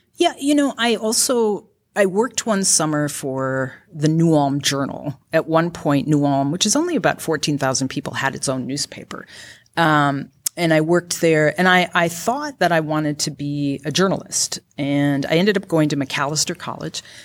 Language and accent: English; Grand Rapids, Minnesota, United States; also born or lived in Benson, Minnesota; my parents divorced when I was about two or three, and my mom and I moved up to Grand Rapids, Minnesota